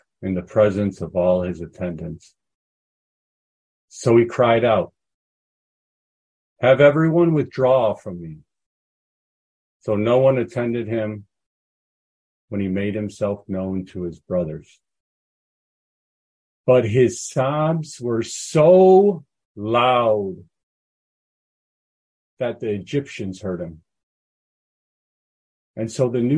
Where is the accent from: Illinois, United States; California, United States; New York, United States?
Illinois, United States; Chicago; moved away as an adult; now in Florida, United States; I grew up in Chicago.